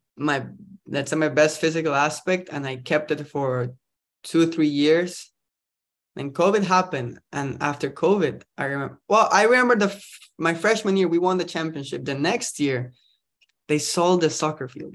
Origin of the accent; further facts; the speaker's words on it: Costa Rica; moved away as an adult; also born or lived in New York; now in California, United States; I'm, I'm from Costa Rica, actually. I'm not, uh, from around here